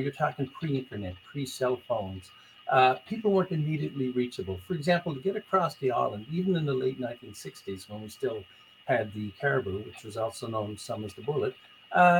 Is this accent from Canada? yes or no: yes; Corner Brook, Newfoundland and Labrador, Canada; growing up in Cornerbrook in the mid-1960s